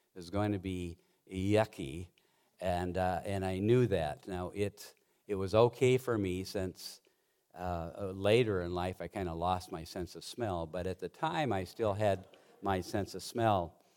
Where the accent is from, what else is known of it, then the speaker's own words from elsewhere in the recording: Montana, United States; I grew up in Montana mostly and worked on a ranch from the time I was in eighth grade through college